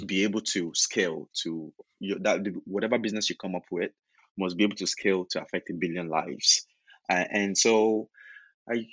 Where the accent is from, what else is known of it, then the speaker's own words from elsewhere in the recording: Nigeria; moved away as an adult; also born or lived in United States; I was born and raised in Nigeria, did my undergrad in Nigeria even, and went to the US to study for my grad degree